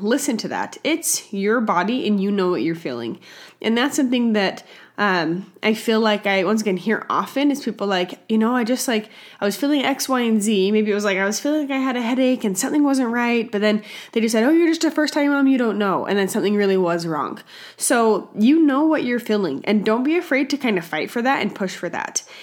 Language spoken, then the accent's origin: English; Utah, United States; my home state of Utah